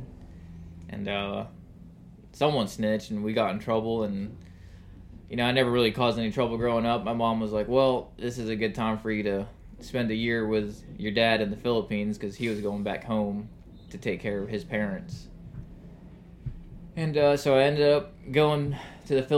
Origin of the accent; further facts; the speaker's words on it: Jacksonville, Florida, United States; I grew up in Mandarin with my mom and my sisters